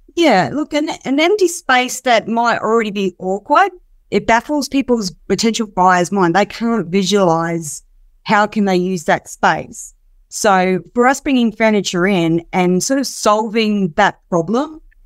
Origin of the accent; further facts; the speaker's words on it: Darwin, Northern Territory, Australia; moved away as an adult; now in Perth, Australia; I'm originally from Darwin, so I came down here seven years ago now